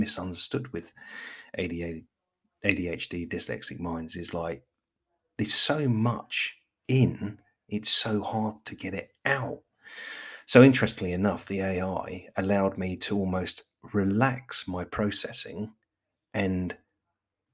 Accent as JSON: {"language": "English", "region": "England", "country": "United Kingdom", "said": "I'm English"}